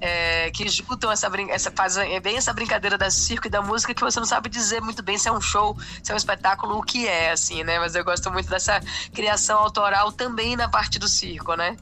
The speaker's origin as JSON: {"language": "Portuguese", "town": "Salvador", "region": "Bahia", "country": "Brazil", "said": "eu sou de Salvador, eu sou da Bahia e … é meu conterrâneo"}